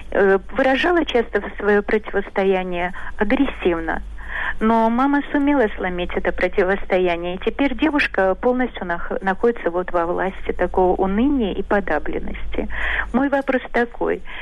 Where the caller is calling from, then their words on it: Saint Petersburg, Russia; я из Петербурга.